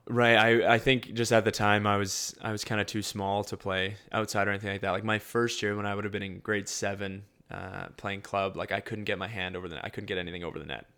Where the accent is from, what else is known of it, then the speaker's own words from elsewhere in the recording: London, Ontario, Canada; also born or lived in Winnipeg, Manitoba; I was born in Winnipeg. Um, and then when I was about eight, um, just about nine, um, we moved to London, Ontario. Um, so I'd kind of say I grew up a little bit in both.